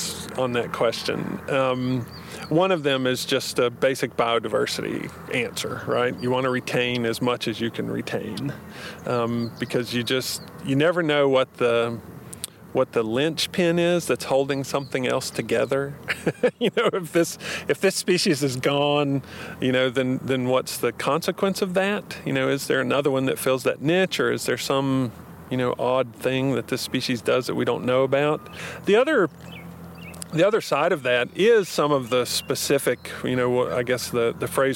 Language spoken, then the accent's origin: English; North Carolina, United States; we grew up with in North Carolina